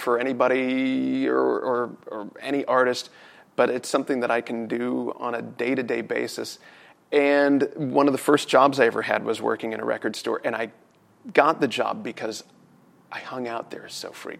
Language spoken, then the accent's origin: English; United States; both sides of the family have been here in the States for a minimum of 200 years